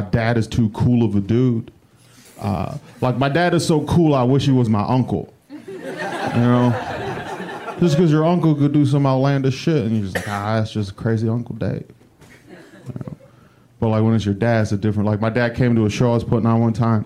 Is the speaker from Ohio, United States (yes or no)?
yes; Cleveland, Ohio, United States; moved away; I'm from Cleveland